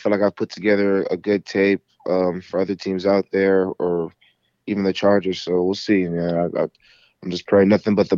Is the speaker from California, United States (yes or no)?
yes; Carson, California, United States; This is where I'm from. You know, I grew up in Carson, California